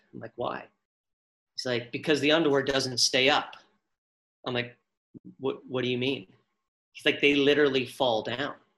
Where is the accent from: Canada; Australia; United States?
Canada; Abbotsford, British Columbia; I'm from Abbotsford, small town Abbotsford